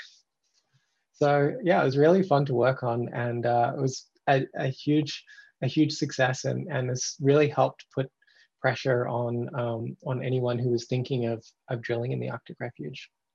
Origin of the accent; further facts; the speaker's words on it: Australia; moved away as an adult; now in Canada; I've lived in Canada, I'm originally Australian, I've lived in Canada for the last 10 years